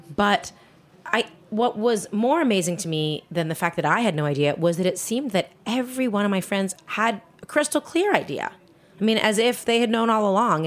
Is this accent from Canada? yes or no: yes; Toronto, Ontario, Canada; moved away as an adult; also born or lived in Montreal / Spain; I grew up in Toronto, Canada